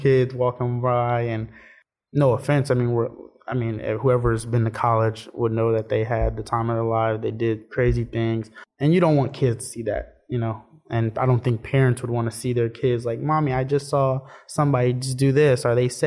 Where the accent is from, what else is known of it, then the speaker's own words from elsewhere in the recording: Oakland, California, United States; moved away; I'm from Oakland, California.